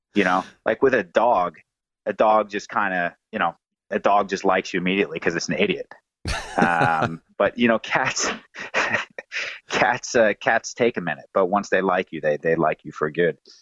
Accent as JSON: {"language": "English", "region": "New Jersey", "country": "United States", "moved": "as an adult", "lives_now": "Oslo, Norway", "said": "I live in uh, Oslo, Norway now. I'm from New Jersey, um, and uh, been here for a few years"}